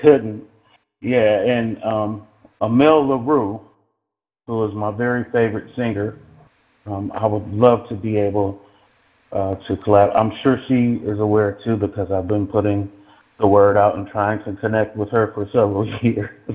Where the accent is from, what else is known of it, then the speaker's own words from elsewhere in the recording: Cleveland, Ohio, United States; moved away as an adult; now in Los Angeles, United States; I was I was born and raised in Cleveland, Ohio.